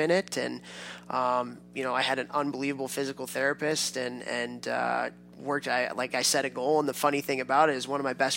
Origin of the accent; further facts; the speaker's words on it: Chicago, Illinois, United States; I grew up in Chicago